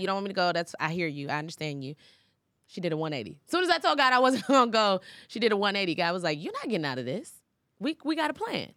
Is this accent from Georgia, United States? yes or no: yes; Atlanta, Georgia, United States; also born or lived in Los Angeles; I'm from Atlanta